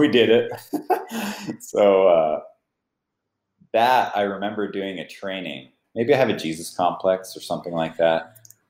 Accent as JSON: {"language": "English", "town": "Gilroy", "region": "California", "country": "United States", "tie": "born or raised there", "said": "the home where I grew up in Gilroy, California"}